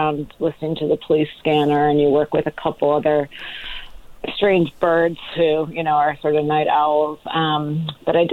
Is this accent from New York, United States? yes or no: no; Ohio, United States; I was a kid from Ohio